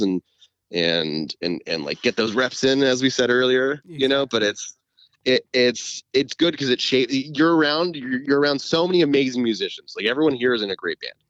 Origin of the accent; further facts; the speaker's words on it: California, United States; I grew up in California